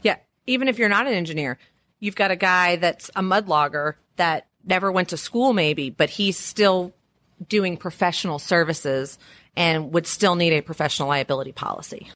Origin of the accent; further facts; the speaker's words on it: Louisiana, United States; I am from Louisiana. We're really good at throwing parties